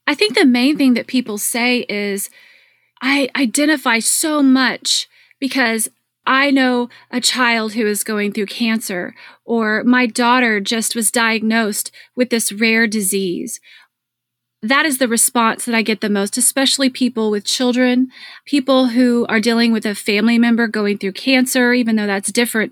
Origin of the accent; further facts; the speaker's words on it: Dallas, Texas, United States; my hometown of Dallas